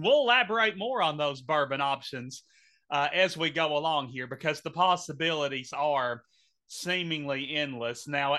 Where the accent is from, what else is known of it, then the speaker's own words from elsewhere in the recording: Henderson, Kentucky, United States; my hometown of Henderson.